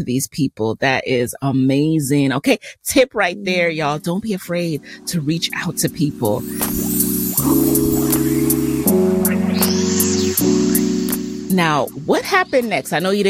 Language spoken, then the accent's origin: English; New York, United States; I'm from New York, so I moved back home with my parents